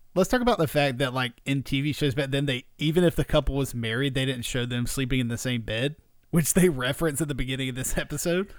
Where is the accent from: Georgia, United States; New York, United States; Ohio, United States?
Georgia, United States; South; growing up in South Georgia